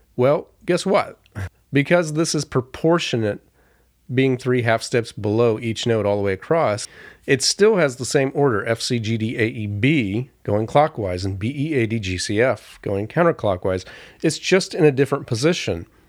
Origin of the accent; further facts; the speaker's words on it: Florida, United States; growing up in Florida, we had a backyard